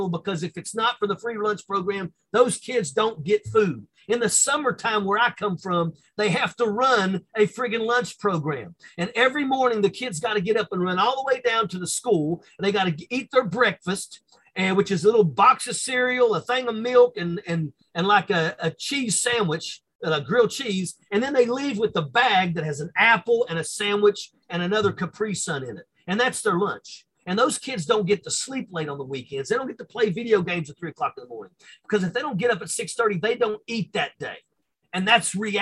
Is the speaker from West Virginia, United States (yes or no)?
yes; Logan County, West Virginia, United States; born or raised there; moved away as an adult